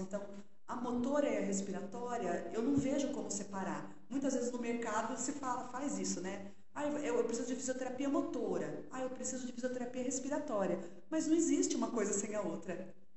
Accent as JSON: {"language": "Portuguese", "town": "Sorocaba", "region": "São Paulo", "country": "Brazil", "tie": "born or raised there", "accent": "sotaquinho do interior", "moved": "as an adult", "said": "eu sou de Sorocaba. E morei, nasci, morei a vida toda lá, me casei, né? Ainda morava em Sorocaba."}